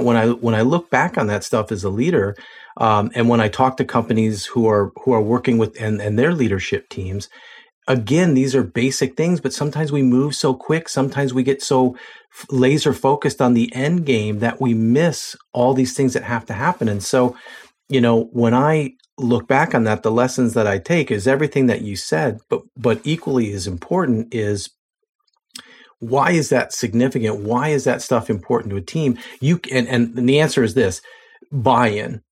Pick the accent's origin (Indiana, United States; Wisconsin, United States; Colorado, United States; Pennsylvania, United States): Pennsylvania, United States; Lancaster; I'm from Lancaster, Pennsylvania